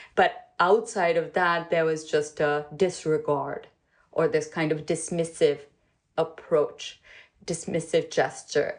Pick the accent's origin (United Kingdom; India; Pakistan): Pakistan; moved away as an adult; now in United States; I grew up in Pakistan. I came to the U.S. in 1993